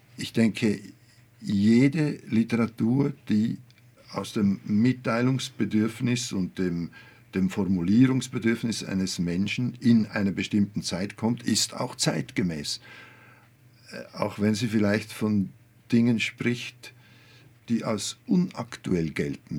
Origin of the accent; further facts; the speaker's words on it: Olten, Solothurn, Switzerland; ich komme aus Olten, einer Kleinstadt, 20.000 Einwohner